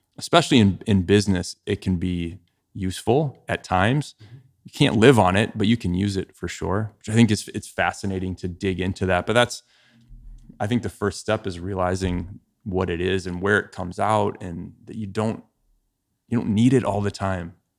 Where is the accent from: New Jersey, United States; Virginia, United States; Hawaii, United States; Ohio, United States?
Ohio, United States; moved away as an adult; also born or lived in Chicago; I grew up in Ohio